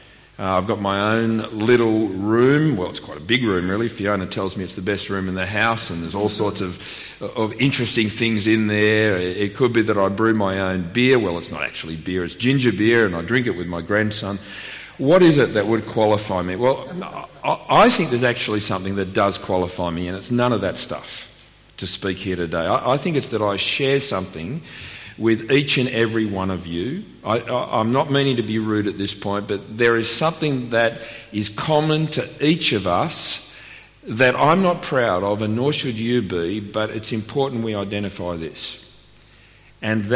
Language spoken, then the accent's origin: English; Melbourne, Victoria, Australia; also born or lived in Sydney; now in Canberra, Australia; I was born in Melbourne